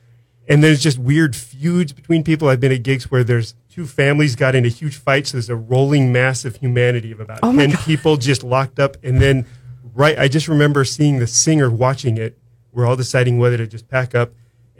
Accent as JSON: {"language": "English", "area": "Humboldt County", "region": "California", "country": "United States", "tie": "born or raised there", "moved": "yes", "lives_now": "San Luis Obispo, United States", "said": "I come from Humboldt County. When I was in high school, I used to play in country bands around southern Humboldt County."}